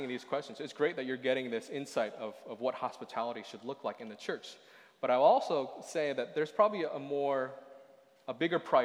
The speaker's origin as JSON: {"language": "English", "town": "Boston", "region": "Massachusetts", "country": "United States", "moved": "yes", "said": "I come from Boston. I come from the East Coast."}